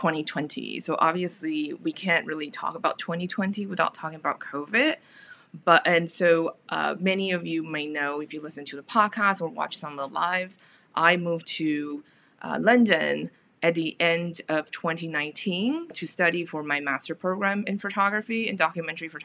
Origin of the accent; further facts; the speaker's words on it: Taiwan; moved away; also born or lived in United States / United Kingdom; I'm from Taiwan originally